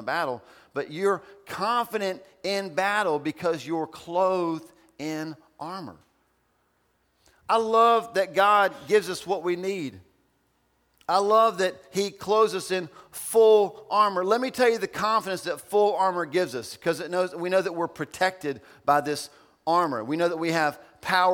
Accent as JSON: {"language": "English", "region": "Ohio", "country": "United States", "moved": "yes", "said": "I'm from Ohio."}